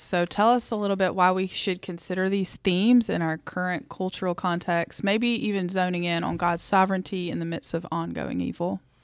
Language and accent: English; the South, United States; accent: Southern; I grew up in the South, as if my accent didn't give me away